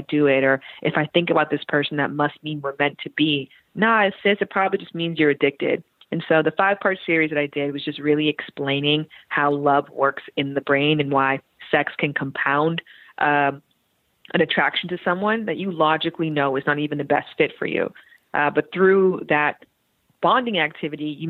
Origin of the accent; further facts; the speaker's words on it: Canada; moved away as an adult; also born or lived in Toronto (Centennial College); now in United States; I am from Canada.